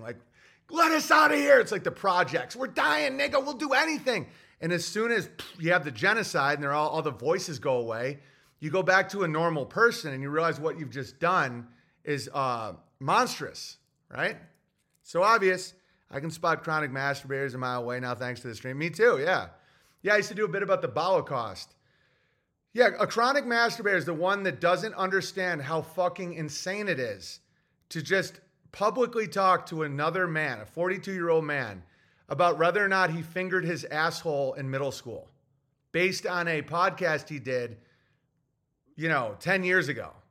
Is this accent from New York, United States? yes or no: yes; Oswego, New York, United States; I'm from Oswego, New York. Yeah, like, the townies are like animals, and that's my upbringing